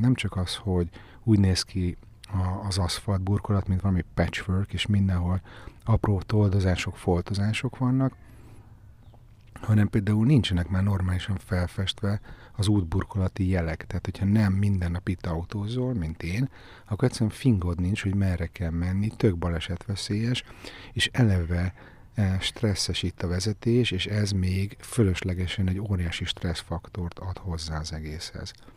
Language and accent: Hungarian; Budapest, Hungary; én örök Pesti vagyok